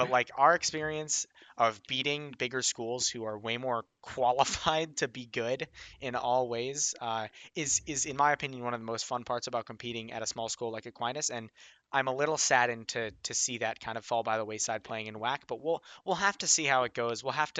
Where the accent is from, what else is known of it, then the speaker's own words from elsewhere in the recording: Illinois, United States; I'm from Illinois.